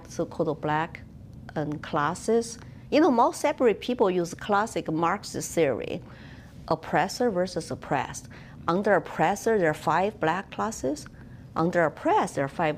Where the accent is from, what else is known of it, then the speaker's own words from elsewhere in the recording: Chengdu, Sichuan, China; English is a second language; moved away as an adult; now in New Hampshire, United States; I was born in Chengdu, which is the capital city of Sichuan Province in southwestern China next to Tibet.